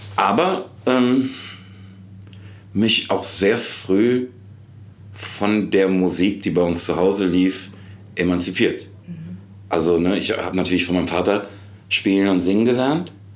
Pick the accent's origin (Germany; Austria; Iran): Germany; Frankfurt am Main, Hesse; ich komme eigentlich aus Rödelheim